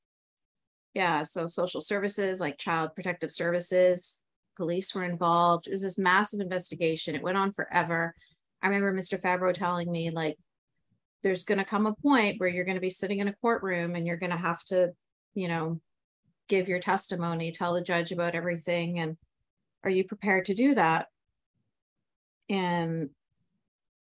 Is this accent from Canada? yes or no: yes; Canada; I'm born and raised in Canada